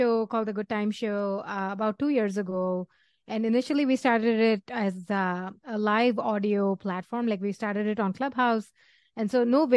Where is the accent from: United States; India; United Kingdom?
India; Chennai, Tamil Nadu; moved away; also born or lived in New Delhi; I grew up in Chennai, New Delhi first and then Chennai after.